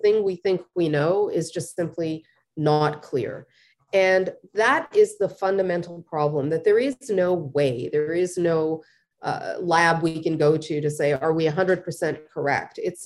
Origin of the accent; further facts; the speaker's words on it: Canada; we are Canadian, not American